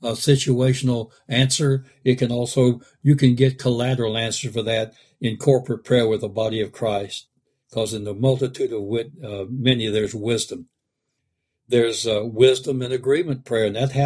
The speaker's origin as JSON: {"language": "English", "region": "the South", "country": "United States", "said": "I'm kind of from the South"}